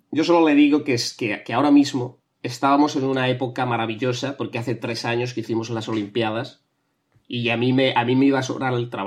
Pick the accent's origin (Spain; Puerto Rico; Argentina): Spain; Barcelona, Catalonia; Eh, nada, yo soy de Barcelona. Eh, mi plan ahora es irme a la Barceloneta a pescar.